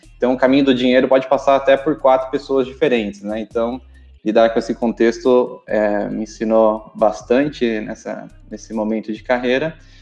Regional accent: interior of São Paulo, Brazil; moved away as an adult; now in São Paulo, Brazil; Sou do interior de São Paulo

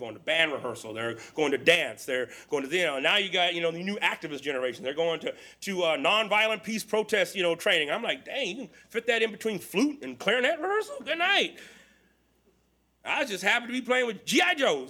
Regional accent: Texas, United States; born there; also born or lived in California; I claim California's home, but I was born in Texas, a small rural community.

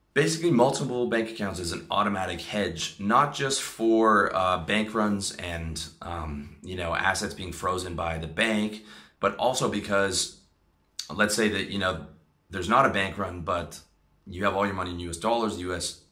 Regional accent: Canada; me uh, being a Canadian

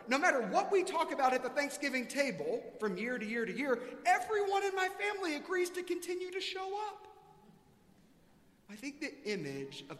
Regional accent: South Carolina, United States; now in Texas, United States; I grew up in South Carolina

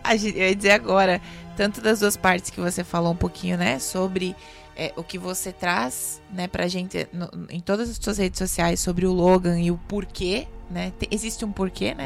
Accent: Santa Catarina, Brazil; also born or lived in Chapecó; eu morava sozinha num apartamento no centro de Chapecó, só de Santa Catarina, já percebeu pelo meu sotaquezinho

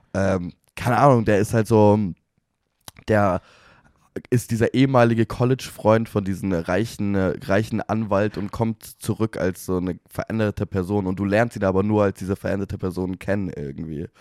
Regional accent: Germany; Wir sind Deutsche

